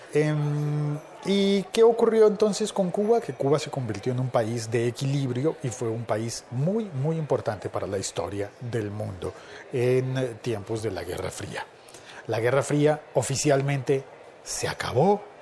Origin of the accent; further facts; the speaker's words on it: Colombia; en mi país, en Colombia